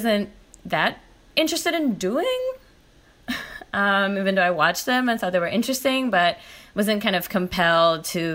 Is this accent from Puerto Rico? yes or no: yes; Puerto Rico; moved away as an adult; I'm from Puerto Rico and I did my undergrad there